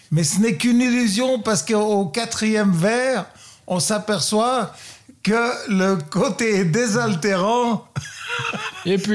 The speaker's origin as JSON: {"language": "French", "country": "Luxembourg", "tie": "born or raised there", "also_born_or_lived": "Burgundy, France", "moved": "yes", "lives_now": "Vallée de Joux, Switzerland", "said": "Je suis né au Luxembourg."}